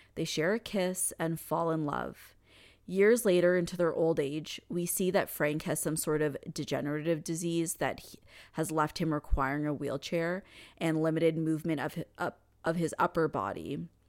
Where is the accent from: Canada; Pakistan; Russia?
Canada; I'm Canadian